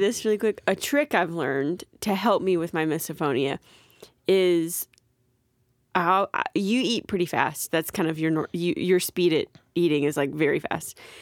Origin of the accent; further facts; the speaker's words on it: near Gulf Shores, Alabama, United States; I grew up, but, like, thirty minutes from Gulf Shores